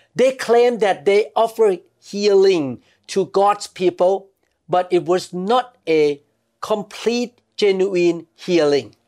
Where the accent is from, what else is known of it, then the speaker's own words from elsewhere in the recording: Thailand; growing up in Thailand